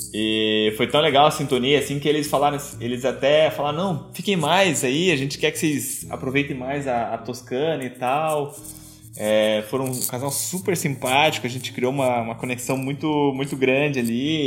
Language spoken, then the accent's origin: Portuguese; Brazil; a gente é do Brasil